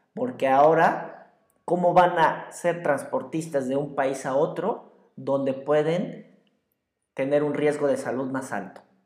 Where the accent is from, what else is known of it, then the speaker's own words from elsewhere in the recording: Mexico; muchos mexicanos